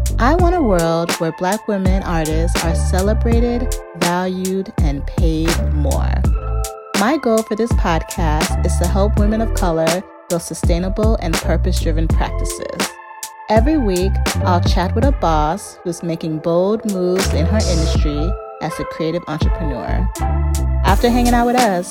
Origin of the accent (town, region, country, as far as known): Chicago, Illinois, United States; born or raised there